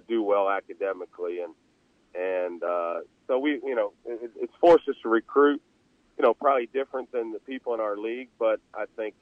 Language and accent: English; Northeast Ohio, United States; moved away; I grew up in Northeast Ohio